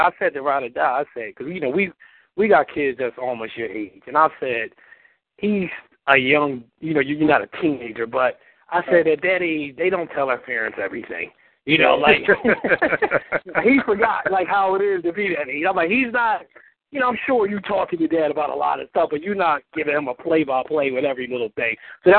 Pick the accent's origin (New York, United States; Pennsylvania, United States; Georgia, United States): Pennsylvania, United States; Philadelphia; we grew up in Philly